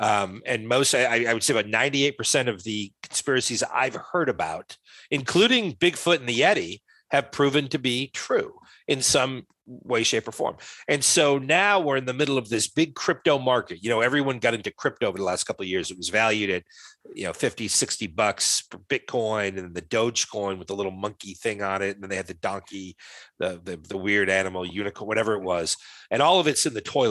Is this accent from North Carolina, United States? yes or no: no; Rhode Island, United States; I grew up in Rhode Island